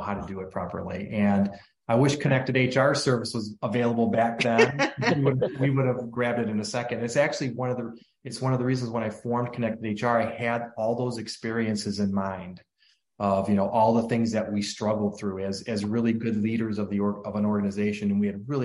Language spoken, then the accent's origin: English; Cleveland, Ohio, United States; I grew up in the Cleveland, Ohio area